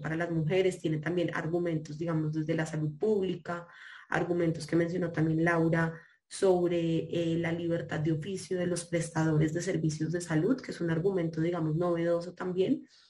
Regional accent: Colombia

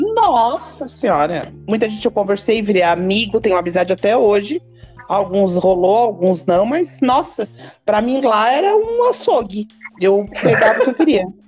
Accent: Criciúma, Santa Catarina, Brazil; sou de Criciúma

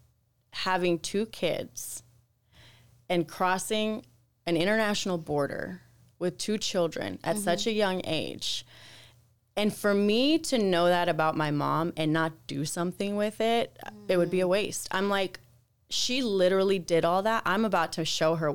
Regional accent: United States; also born or lived in Nogales, Sonora, Mexico; I was born here in the States

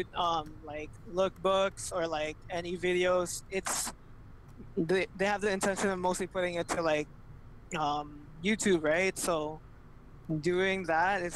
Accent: Canada; I'm from Canada.

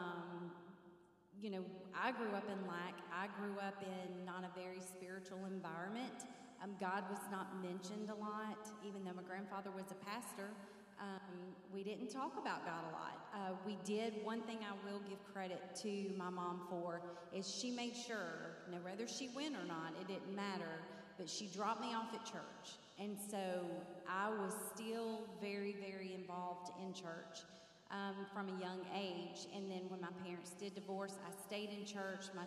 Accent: Marietta, Georgia, United States; I grew up in Marietta, Georgia, and I have two sisters

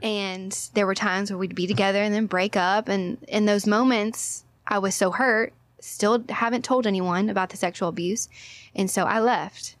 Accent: Orange, Texas, United States; also born or lived in Hawaii; I'm from Orange, Texas.

